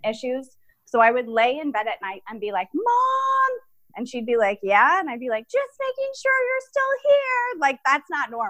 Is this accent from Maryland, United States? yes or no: no; San Diego, California, United States; I grew up in San Diego